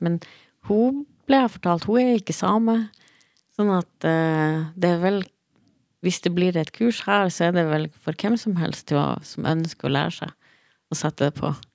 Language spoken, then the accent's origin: Norwegian; Troms og Finnmark, Norway; moved away as an adult; now in Bergen, Norway; Jeg, jeg, var født og oppvokst i Finnmark og, og flytta til Bergen i 2017.